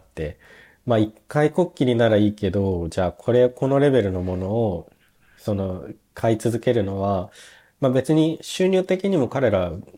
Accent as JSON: {"language": "Japanese", "town": "Nagoya", "region": "Aichi", "country": "Japan", "tie": "born or raised there", "moved": "as an adult", "lives_now": "Germany", "said": "僕名古屋の出身なんですけど"}